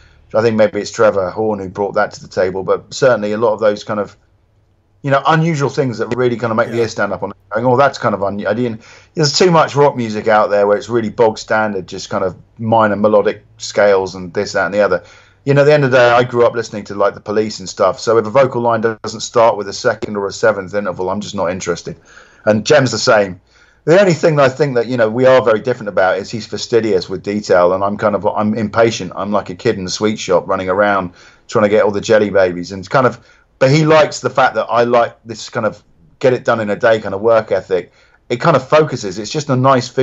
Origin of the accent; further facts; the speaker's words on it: Reading, South East England, United Kingdom; Reading, which is my hometown